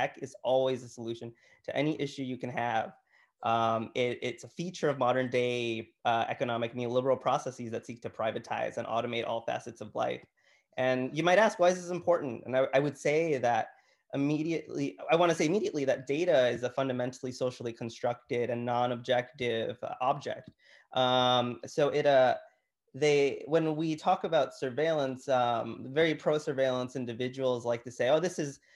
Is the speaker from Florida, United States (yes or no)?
no; Chicago, Illinois, United States; I grew up in Chicago. I grew up on the Southwest Side in Gage Park